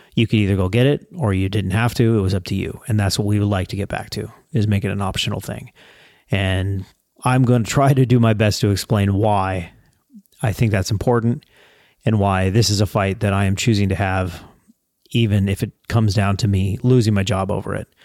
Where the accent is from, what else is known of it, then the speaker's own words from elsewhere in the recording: United States; as an American